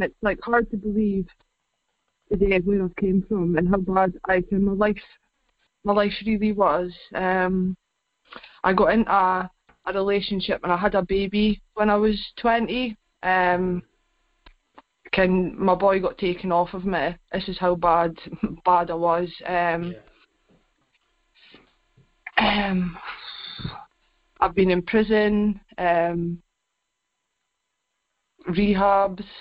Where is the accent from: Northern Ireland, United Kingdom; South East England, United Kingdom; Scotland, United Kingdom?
Scotland, United Kingdom; Aberdeen; I'm back in Cove now. I grew up in Cove